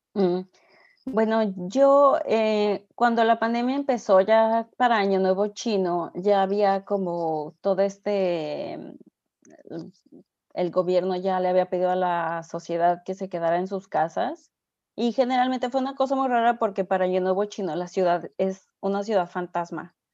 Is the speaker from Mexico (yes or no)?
yes; Mexico; moved away as an adult; also born or lived in Xiamen / Shanghai / Hong Kong